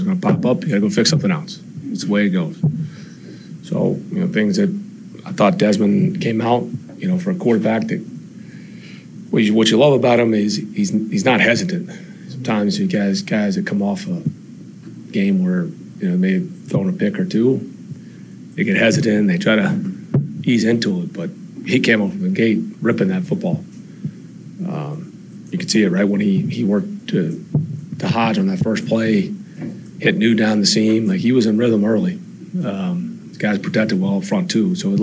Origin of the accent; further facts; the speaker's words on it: Memphis, Tennessee, United States; now in Atlanta, United States; I am from Memphis